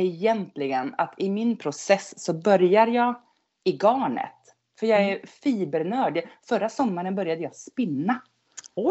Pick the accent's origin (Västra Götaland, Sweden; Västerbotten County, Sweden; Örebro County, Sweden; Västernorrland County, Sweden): Västerbotten County, Sweden; outside Skellefteå, Norrland; accent: Norrland dialect; also born or lived in Gothenburg archipelago; now in Gothenburg, Sweden; jag kommer från Norrland. Jag är uppvuxen wow. utanför Skellefteå